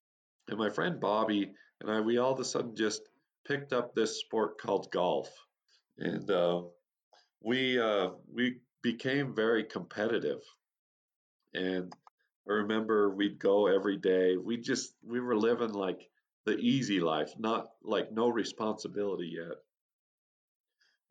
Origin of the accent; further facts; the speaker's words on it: Utah, United States; I was born and raised in Utah, USA, on a little farm community